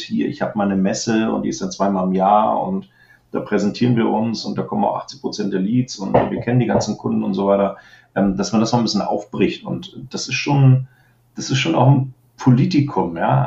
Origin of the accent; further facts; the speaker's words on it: Germany; als ich selber als Deutscher